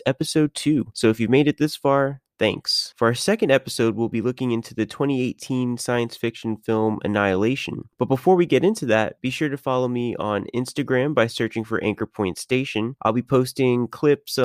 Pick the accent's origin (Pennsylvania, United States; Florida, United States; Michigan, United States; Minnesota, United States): Florida, United States; my home state of Florida